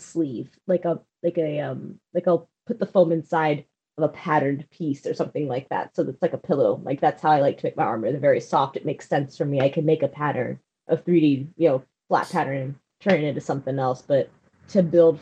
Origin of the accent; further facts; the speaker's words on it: Northern California, United States; also born or lived in Virginia; the essence of my being was bred in NorCal, and we're just a whole breed of people.